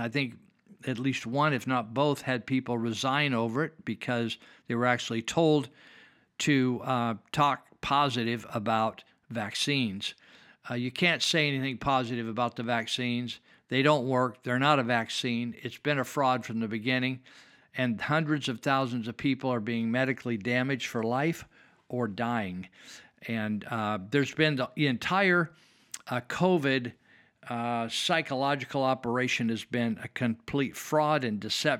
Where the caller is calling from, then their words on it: California, United States; I'm speaking from Northern California.